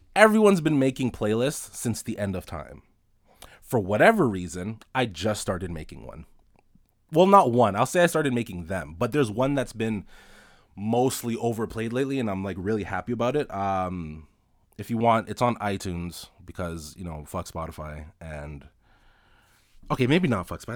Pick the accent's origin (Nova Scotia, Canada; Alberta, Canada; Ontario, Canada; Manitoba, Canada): Ontario, Canada; Toronto; I was born and raised in Toronto, uh, Rexdale to be specific.